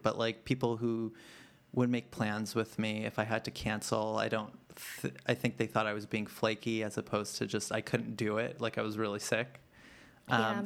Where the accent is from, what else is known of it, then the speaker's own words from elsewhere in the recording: New York City, New York, United States; growing up in the Bronx and not really having much money.